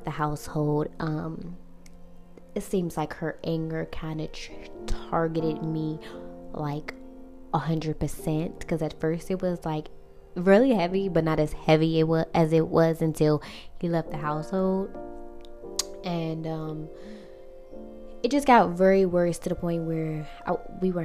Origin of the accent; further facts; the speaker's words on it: Washington, District of Columbia, United States; I'm from Washington, D.C.